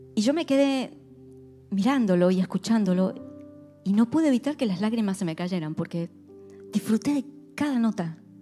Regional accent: Argentina; éramos tres argentinas

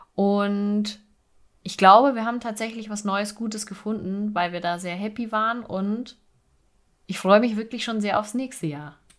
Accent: Bavaria, Germany; bei uns in Bayern

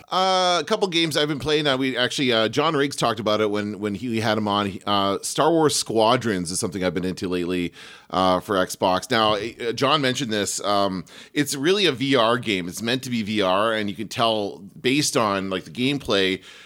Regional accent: Canada; I'm from Canada

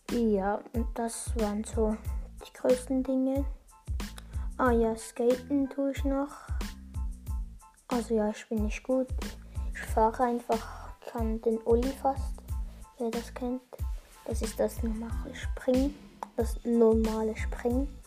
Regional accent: Switzerland; accent: Bernese German; wenn soll ich bin ja Schweizer, habe ich schon im Trailer gesagt. Ähm, wenn soll ich Berndeutsch sprechen?

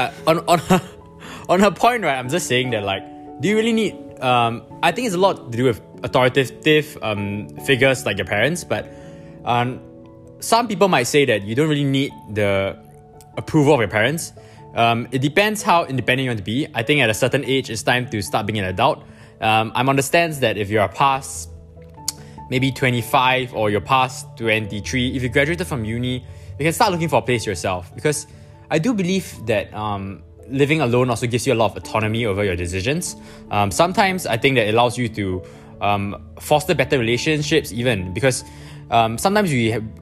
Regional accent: Singapore; I'm from Singapore

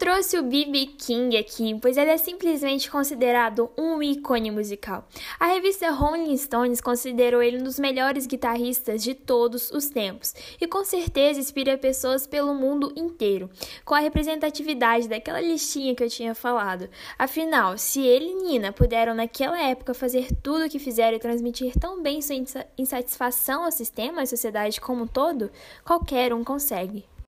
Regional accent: Brazil; nós somos brasileiros

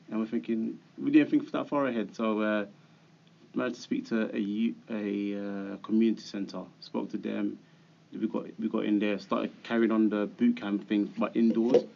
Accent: London, United Kingdom; we grew up in Hackney, started a business in Hackney

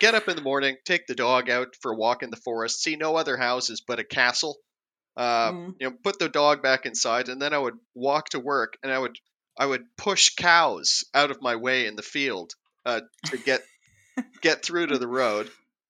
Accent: United States; accent: American; Oh, no, I can get by, but, you know, my accent is terrible. I have that, like, a TV commercial or radio commercial bad American accent that they use to make people laugh on, you know, like Norwegian, Swedish radio.

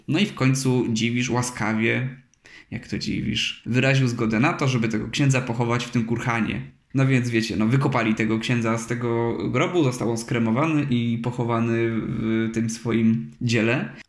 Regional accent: Chrzanów County, Lesser Poland, Poland; w tej mojej wiosce niedaleko mojego domu

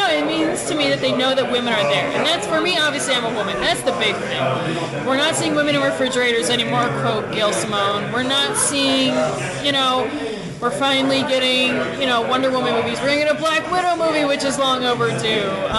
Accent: Evanston, Illinois, United States; I grew up in Evanston, Illinois

